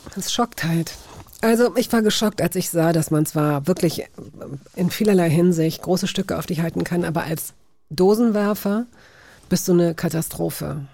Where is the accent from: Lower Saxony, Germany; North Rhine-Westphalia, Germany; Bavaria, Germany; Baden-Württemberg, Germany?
Lower Saxony, Germany; Hanover; ich komme selbst aus Hannover